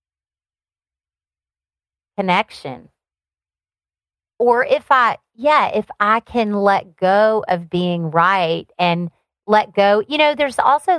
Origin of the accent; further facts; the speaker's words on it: Alabama, United States; moved away as an adult; also born or lived in Seattle, Washington; now in Florida, United States; So I grew up on a farm in Alabama. That's where my accent came from.